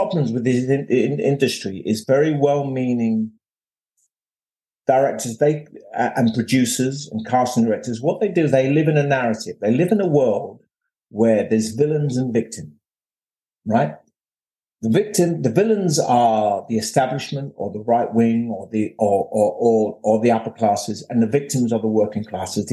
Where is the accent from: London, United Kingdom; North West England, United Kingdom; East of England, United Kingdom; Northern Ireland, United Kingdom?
London, United Kingdom; I came from Bethnal Green